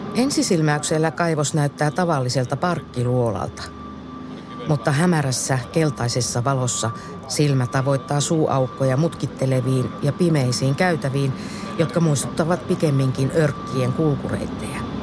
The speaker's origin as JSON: {"language": "Finnish", "town": "Pyhäjärvi", "region": "North Ostrobothnia", "country": "Finland", "tie": "born or raised there", "said": "Pyhäjärvi oli myös kotikuntani. Ensiaskeleet koulutielläni otin 60-luvun lopulla nelostien varressa Hiidenkylän Oravan koulussa"}